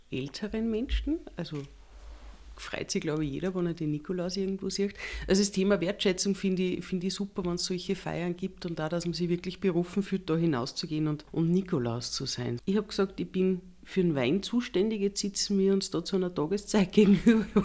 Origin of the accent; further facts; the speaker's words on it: Upper Austria, Austria; Ich bin in Oberösterreich groß geworden und Jungscher ist bei mir gleichbedeutend mit Jungscher Lager.